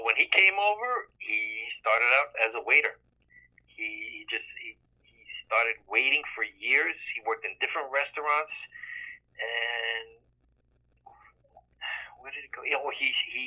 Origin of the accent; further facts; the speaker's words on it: New York City, New York, United States; We grew up on the Lower East Side of Manhattan, Alphabet City now